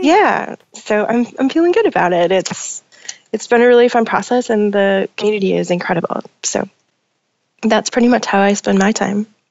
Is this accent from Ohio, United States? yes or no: no; Minnesota, United States; moved away as an adult; now in Portland, United States; I grew up in Minnesota.